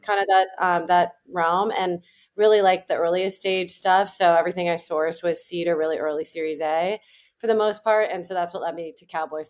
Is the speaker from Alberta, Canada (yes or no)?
no; Toronto, Ontario, Canada; moved away as an adult; also born or lived in Ancaster, Ontario; now in United States; I didn't grow up in Silicon Valley, I grew up in Toronto